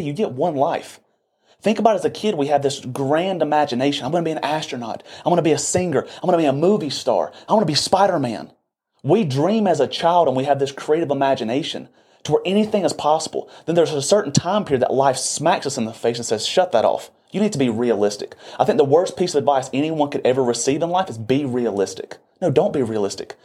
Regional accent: Boiling Springs, South Carolina, United States; I'm from Bowling Springs, South Carolina, and majority of the people in this little community stay within a twenty

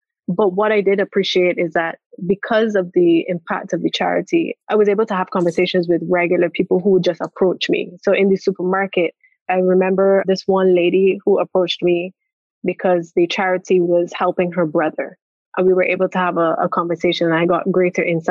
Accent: Barbados; I was from Barbados

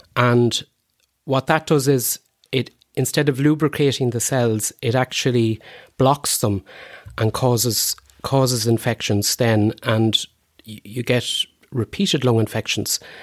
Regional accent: Cootehall, Connacht, Ireland; also born or lived in Boyle; I was born in, uh, Coot Hall, uh, Carlo, in Ardcarn specifically, and, um, grew up in, in, in that area

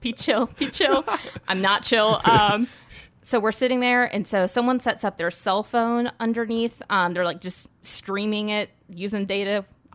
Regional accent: Indiana, United States; born there; also born or lived in North Carolina / Georgia / Texas; So I was born in Indiana, and then we moved to North Carolina. Then we moved to Georgia. Then we moved to Texas. Then we moved back to North Carolina.

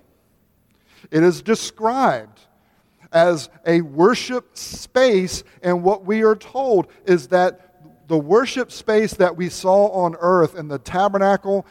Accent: United States; as American Reformed evangelicals

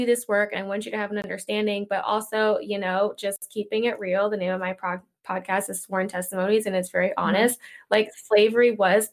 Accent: Virginia, United States; I'm from Virginia, so, you know, a more southern town in Virginia

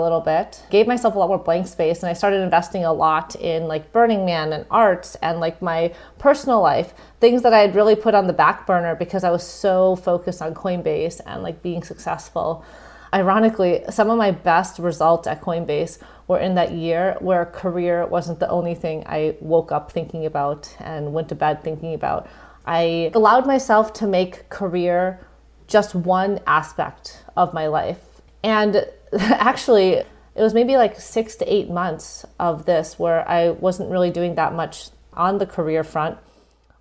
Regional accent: Midwest, United States; moved away as an adult; also born or lived in Massachusetts; growing up in the Midwest

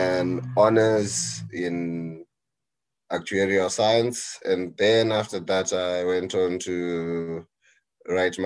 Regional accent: Chitungwiza, Zimbabwe; moved away as an adult; also born or lived in Wedza, Zimbabwe; now in South Africa; I grew up in Zimbabwe in a identity township called Chungwiza.

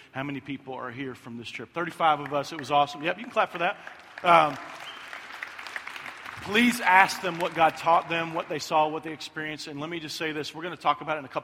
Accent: Kentucky, United States; moved away; I'm from Kentucky

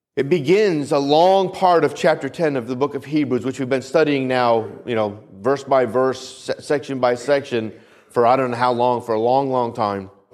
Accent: New England, United States; where I grew up in New England

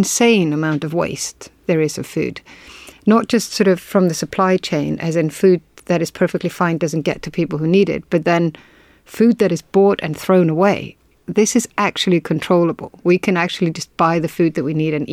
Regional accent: Iceland; I am from Iceland

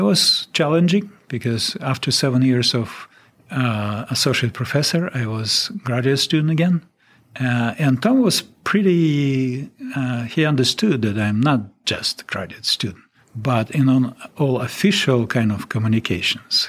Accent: Russia; English is a second language; moved away as an adult; now in Alaska, United States

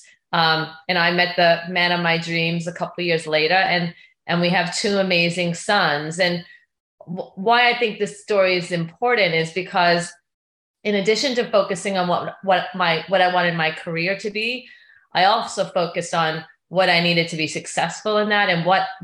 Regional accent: Long Island, New York, United States; moved away as an adult; now in Southern California, United States; I grew up in Long Island

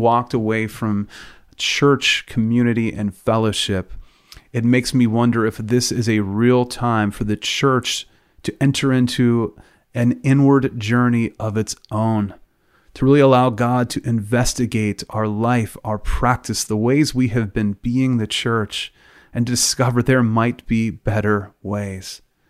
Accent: Pennsylvania, United States; where I grew up in Western PA, the only way we really express our emotions by waving terrible towels at Pittsburgh Steelers games.

